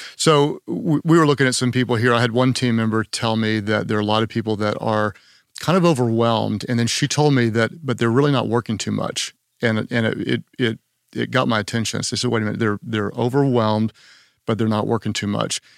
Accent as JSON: {"language": "English", "region": "Oklahoma", "country": "United States", "said": "I'm from Oklahoma"}